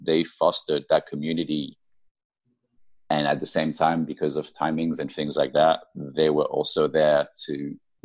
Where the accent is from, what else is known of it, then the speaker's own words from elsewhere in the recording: France; moved away; also born or lived in United Kingdom / Japan / United States; I grew up in France, I lived in the UK, I lived in Japan, I lived in the States.